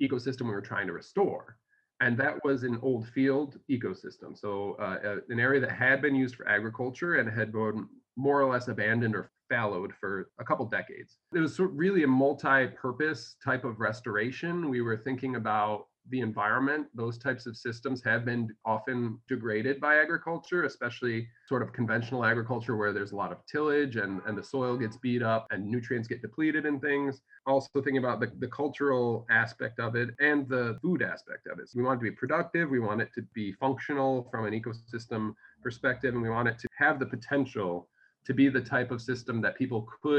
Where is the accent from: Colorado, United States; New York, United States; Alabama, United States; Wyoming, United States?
New York, United States; Syracuse; I'm from Syracuse originally